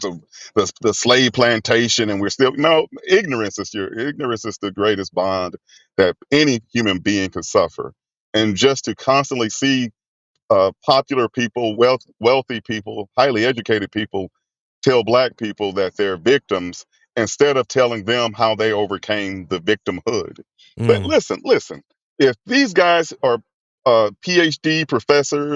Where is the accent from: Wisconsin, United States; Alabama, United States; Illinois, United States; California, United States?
Alabama, United States; Mobile; Growing up in the 80s, I was born in 71 in Mobile in the 1980s into the 90s